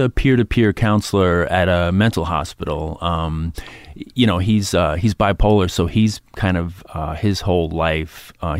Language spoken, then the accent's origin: English; New York City, New York, United States; I grew up in Queens.